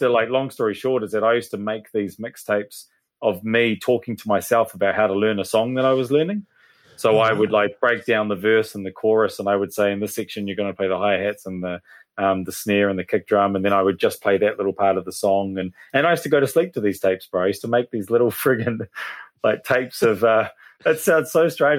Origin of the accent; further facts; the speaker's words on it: Hastings, Hawke's Bay, New Zealand; moved away as an adult; also born or lived in Melbourne, Australia; now in Papamoa, New Zealand; I'm from Hastings, so Hawke's Bay